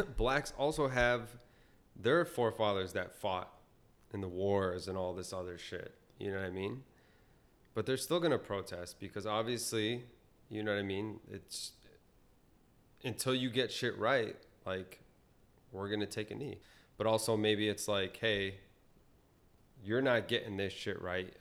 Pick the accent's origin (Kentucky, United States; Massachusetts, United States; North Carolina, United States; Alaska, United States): Massachusetts, United States; growing up in Massachusetts